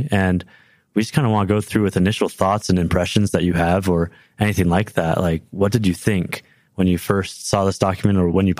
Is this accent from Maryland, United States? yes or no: no; Livermore, California, United States; also born or lived in New Hampshire; now in Provo, United States; I have the pleasure to be a co-host on the At the Table podcast. I'm currently in Provo, Utah, but I was born and raised in Livermore, California, right outside San Francisco, California.